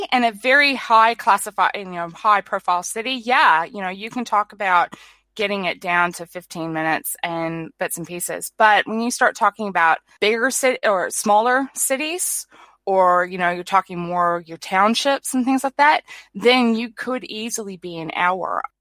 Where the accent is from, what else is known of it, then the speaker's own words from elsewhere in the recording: New Zealand; I've noticed that a lot of people in my home country, which at the moment we're um, in New Zealand, it's summer.